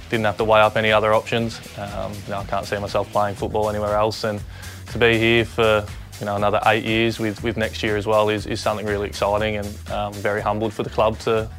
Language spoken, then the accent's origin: English; Sydney, New South Wales, Australia; I grew up in Sydney and Sydney's home